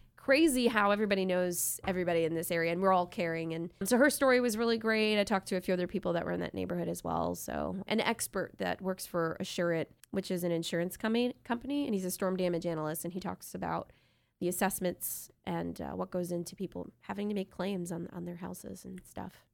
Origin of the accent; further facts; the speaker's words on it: New York, United States; moved away as an adult; now in Ohio, United States; Our, our family and friends that we grew up with are in New York, both of us. We were born and raised there.